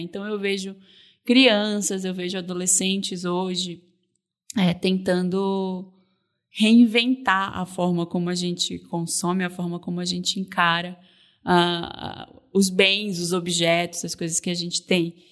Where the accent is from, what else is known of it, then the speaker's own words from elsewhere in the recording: North Region, Brazil; moved away; sou do norte do Brasil, né? Eu sou mulher, eu, eu cheguei aqui sem conhecer ninguém.